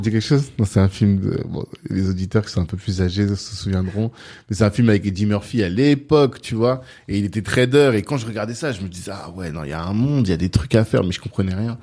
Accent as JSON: {"language": "French", "country": "Central African Republic", "said": "moi je suis centrafricain"}